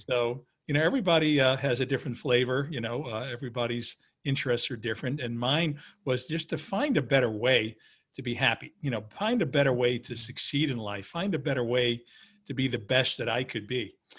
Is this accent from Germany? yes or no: no; New York City, New York, United States; I was a kid from Queens who literally didn't have a penny in his pocket.